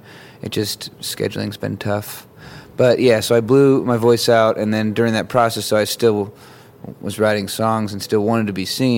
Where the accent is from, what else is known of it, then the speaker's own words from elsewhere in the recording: St. Paul, Oregon, United States; also born or lived in Portland, Oregon; I was born in a hospital in Portland, and I grew up in St. Paul, Oregon